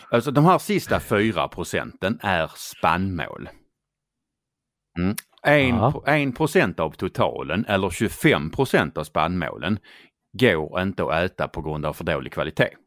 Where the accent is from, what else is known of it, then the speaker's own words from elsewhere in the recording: Skåne, Sweden; accent: Scanian; Det är för att jag pratar skånska.